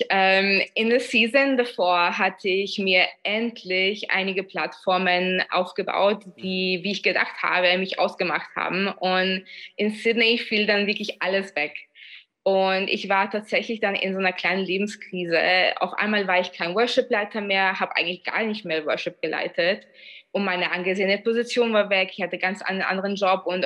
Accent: Vienna, Austria; ich bin zwar in Wien aufgewachsen, aber in, von polnischer Herkunft

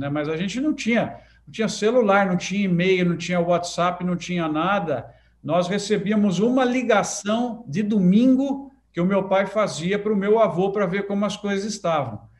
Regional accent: Lins, São Paulo, Brazil; Nasci na Santa Casa de Lins, está lá o prédio ainda, em 1968

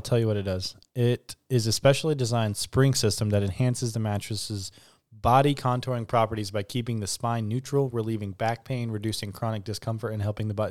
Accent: United States; we're American

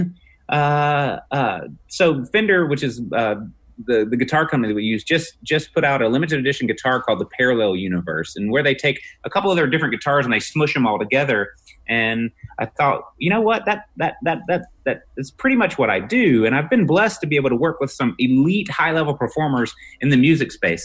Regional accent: Mississippi, United States; I'm a redneck from Mississippi

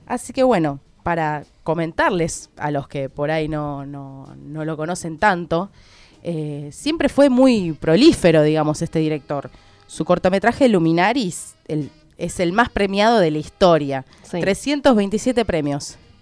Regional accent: Argentina; como buen argentino

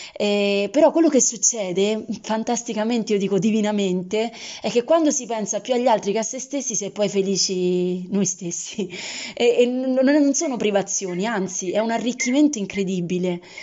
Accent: Rome, Lazio, Italy; di Roma

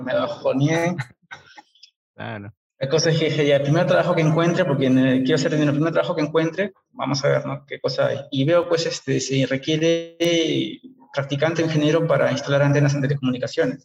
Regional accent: Peru; also born or lived in England

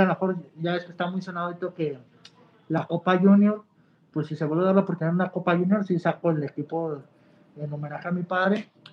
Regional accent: Mexico; soy mexicano

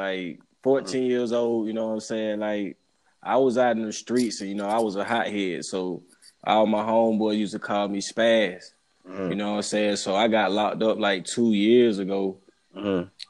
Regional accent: Albany, Georgia, United States; Shit, I just moved from the A, you know what I'm saying? I stayed about 6 months, but shit, I'm originally from Albany, Georgia.

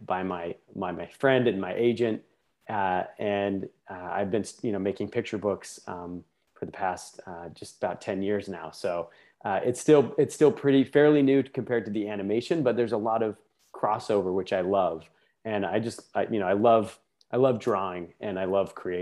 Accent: Salt Lake City, Utah, United States; moved away as an adult; now in Los Angeles, United States; I grew up in Salt Lake City, Utah.

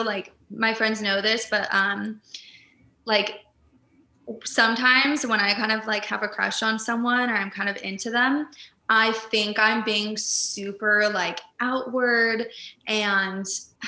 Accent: Sacramento, California, United States; moved away as an adult; also born or lived in Orange, California / San Francisco; now in Los Angeles, United States; I'm from Sacramento

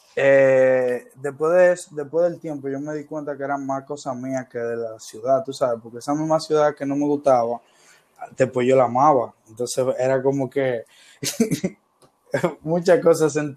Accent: Dominican Republic; also born or lived in Buenos Aires, Argentina; yo quería estudiar cine y en mi país no había carrera de cine. Eh, solo había una eh, de la Universidad Autónoma de Santo Domingo, que es la universidad pública de acá.

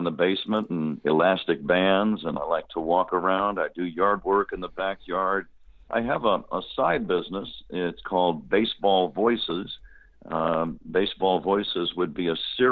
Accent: San Jose, California, United States; growing up in Northern California

